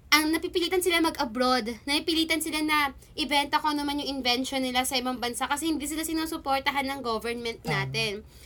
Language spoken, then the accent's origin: Tagalog; Philippines; Hoy! Pinoy ako!